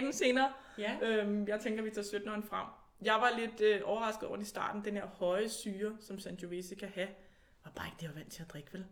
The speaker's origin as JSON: {"language": "Danish", "country": "Denmark", "moved": "yes", "lives_now": "Italy", "said": "vi måske danskere i Italien, der producerer vin i Italien"}